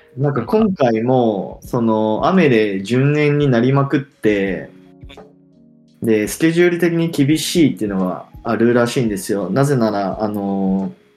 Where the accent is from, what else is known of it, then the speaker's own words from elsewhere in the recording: Hiroshima, Japan; 俺も広島、地元だけど、広島新庄出てて